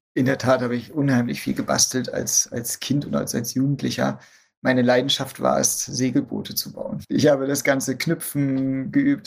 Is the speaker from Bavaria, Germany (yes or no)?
no; Schwerin, Mecklenburg-Vorpommern, Germany; moved away as an adult; also born or lived in Dessau / Kiel / Bonn / Seattle; now in Berlin, Germany; Und dann wenige Jahre später sind meine Eltern nach Schwerin umgesiedelt und dort bin ich tatsächlich aufgewachsen, zur Schule gegangen, dort habe ich Abitur gemacht